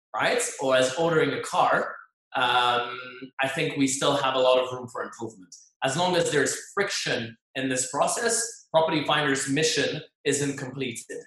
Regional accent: Geneva, Switzerland; moved away as an adult; now in Dubai, United Arab Emirates; I was in in my home country in Switzerland, in Geneva

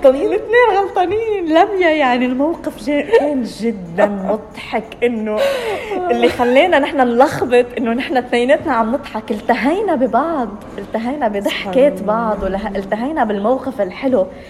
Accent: Lebanon; moved away; انا لبنانيه من لبنان

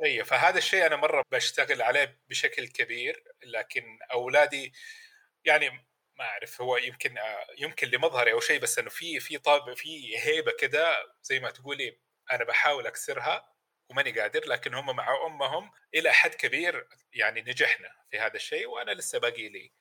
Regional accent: Mecca, Makkah Province, Saudi Arabia; انا ولد مكه

